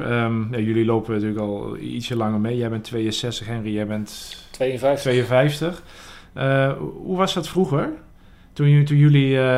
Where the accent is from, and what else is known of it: Netherlands